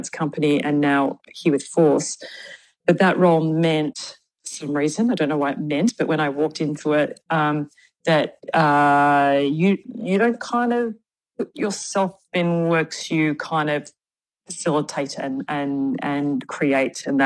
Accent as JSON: {"language": "English", "region": "Victoria", "country": "Australia", "also_born_or_lived": "Perth, Western Australia", "moved": "as an adult", "lives_now": "Sydney, Australia", "said": "I was from Victoria where I, you know, did some work there and also was a graduate of the Victorian College of the Arts. So I kind of lived like 20 years in Victoria, 20 years in WA"}